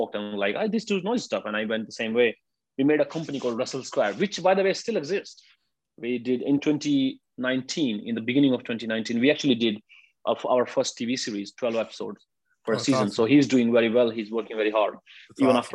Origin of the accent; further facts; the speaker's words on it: India; moved away as an adult; now in Japan; I'm from India